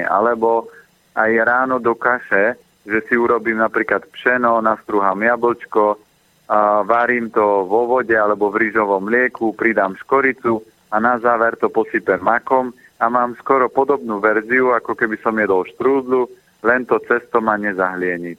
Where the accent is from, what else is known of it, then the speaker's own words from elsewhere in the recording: Orava, Žilina Region, Slovakia; Ja som vyrastal na Orave